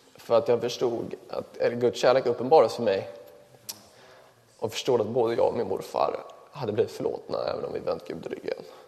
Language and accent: Swedish; Kungsängen, Stockholm County, Sweden; Jag växte upp i eh, Kungsängen